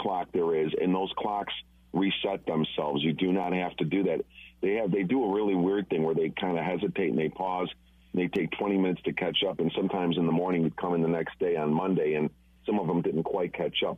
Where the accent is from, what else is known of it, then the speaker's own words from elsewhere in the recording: Chicago, Illinois, United States; moved away; I'm from Chicago originally